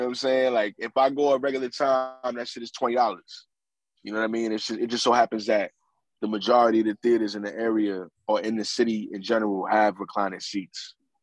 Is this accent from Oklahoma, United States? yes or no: no; New York City, New York, United States; I'm from New York City, so it's a little bit different here.